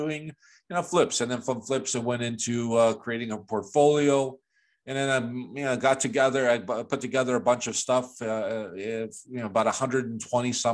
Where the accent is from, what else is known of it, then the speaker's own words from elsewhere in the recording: Chicago, Illinois, United States; moved away; also born or lived in Toronto, Canada / Florida, United States; I was born and raised in Chicago